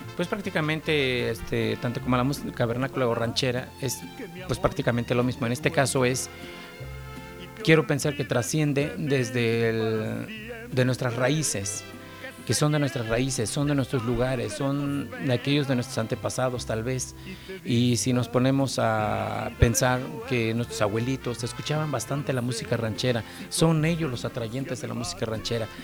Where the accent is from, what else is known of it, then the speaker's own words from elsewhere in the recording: Puebla, Mexico; soy de originariamente del municipio de Cachoacán, Puebla. Eh, prácticamente, pues desde niño andamos por acá